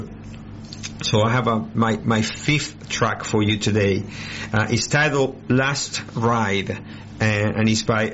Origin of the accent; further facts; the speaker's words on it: Buenos Aires, Argentina; moved away as an adult; I identify a lot as I am from Buenos Aires, and I lived there until I was 27